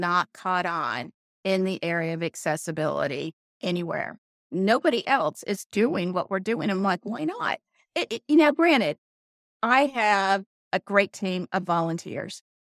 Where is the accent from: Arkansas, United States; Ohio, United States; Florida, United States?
Arkansas, United States; Conway; moved away; we built a model property in my hometown of Conway, Arkansas. I haven't been home in about thirty years